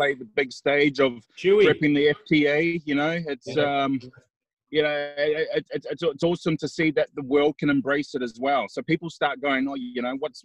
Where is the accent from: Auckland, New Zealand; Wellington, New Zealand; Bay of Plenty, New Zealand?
Auckland, New Zealand; born or raised there